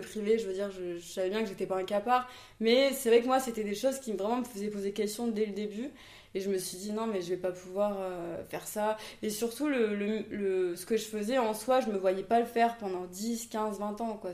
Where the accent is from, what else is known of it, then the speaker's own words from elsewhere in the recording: Saint-Pierre, Réunion; moved away; also born or lived in Toulouse, France; Je suis née en métropole, à Toulouse. Et je suis venue habiter à La Réunion, j'avais 8 ans. Avec ma mère et ma sœur. Et euh, bah, du coup, j'ai grandi à Terre Sainte euh, jusqu'à mes 22 ans.